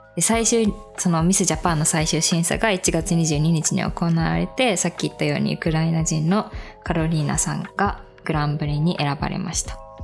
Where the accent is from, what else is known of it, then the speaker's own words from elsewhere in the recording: Aichi, Japan; 名古屋で育った私たちの地元でもあります。名古屋で育った、まあ、愛知だけど